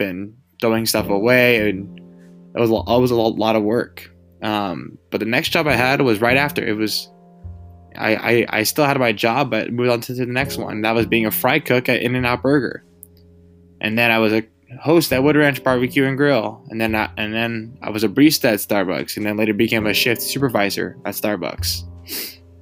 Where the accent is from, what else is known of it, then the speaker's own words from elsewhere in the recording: California, United States; being a Californian and you know, being from California